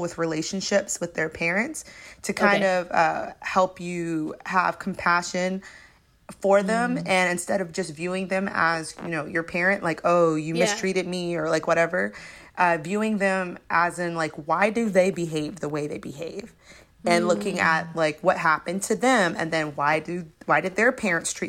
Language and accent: English; Florida, United States; growing up in the South, I know Florida isn't really like the South.